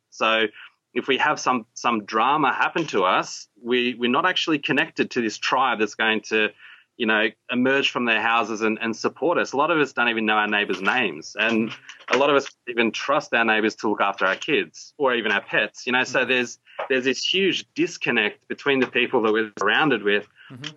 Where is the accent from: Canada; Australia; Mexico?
Australia; also born or lived in Sarawak, Borneo, Malaysia; I came to Australia when I was six